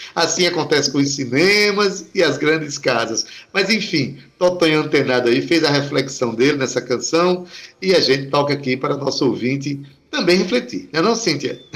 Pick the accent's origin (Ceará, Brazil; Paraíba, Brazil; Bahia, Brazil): Paraíba, Brazil; Itabaiana; Itabaiana é a minha terra, a minha cidade